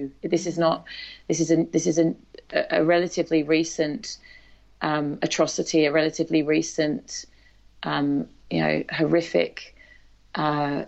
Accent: English countryside, England, United Kingdom; moved away as an adult; also born or lived in Newtown, Sydney, Australia; now in Australia; I grew up in the English countryside

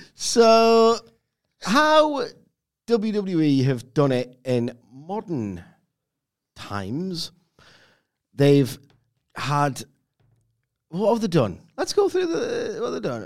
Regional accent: England, United Kingdom; I'm English

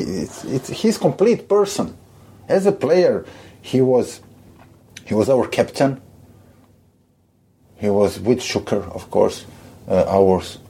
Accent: Split, Split-Dalmatia County, Croatia; English is a second language; my hometown, Split.

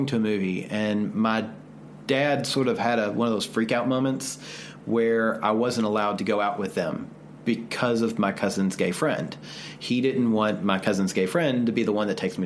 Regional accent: the South, United States; growing up in the South

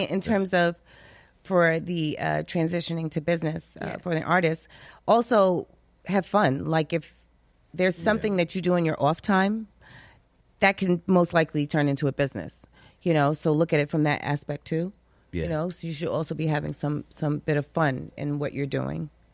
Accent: New York City, New York, United States; because I'm from Brooklyn.

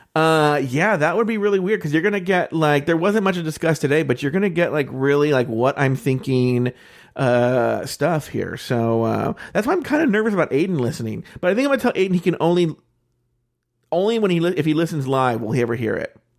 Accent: United States; I'm an American

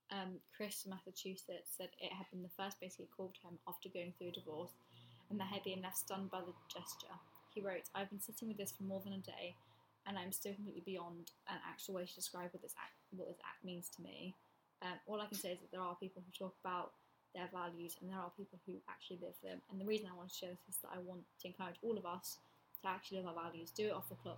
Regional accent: England, United Kingdom; I'm English now.

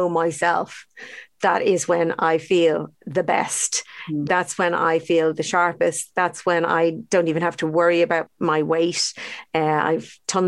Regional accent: Ireland; would have been brought up with very unhealthy diets, actually, to be honest, as Irish kids.

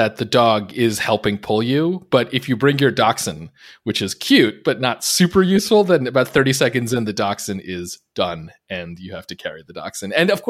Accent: Northeast, United States; now in Winter Haven, United States; I grew up in the Northeast, and so I was really into downhill skiing.

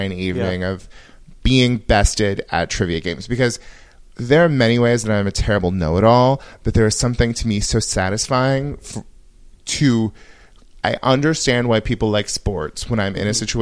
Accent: Yuba City, California, United States; moved away; I grew up in Yuba City

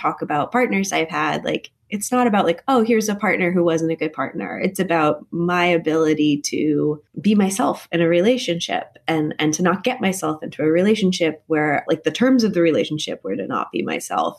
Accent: Connecticut, United States; I grew up in Connecticut, which is a very polite kind of New England place

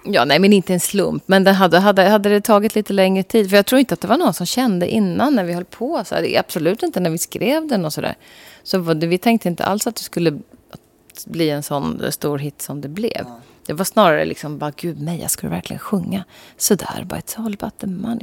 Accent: Sweden; vi svenskar

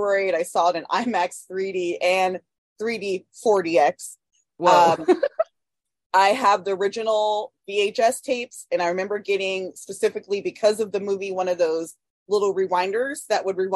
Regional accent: Sacramento, California, United States; I am from Sacramento, California, aka Sacramento, California, the capital of California

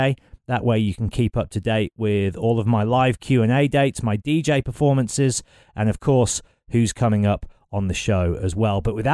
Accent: Birmingham, West Midlands, United Kingdom; I'm from Birmingham originally, so it's that show has done more for Birmingham than anything since … I would say.

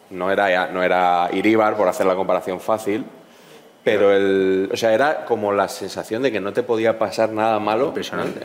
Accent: Madrid, Community of Madrid, Spain; yo soy de Madrid

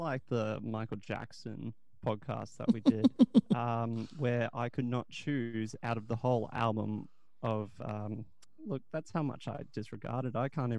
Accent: Australia; We're Australian.

